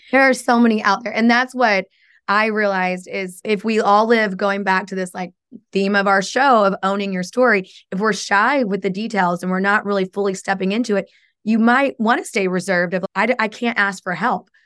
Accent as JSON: {"language": "English", "region": "Oklahoma", "country": "United States", "tie": "born or raised there", "moved": "yes", "lives_now": "Chicago, United States", "said": "I came from Oklahoma, so it's very different than how I was raised"}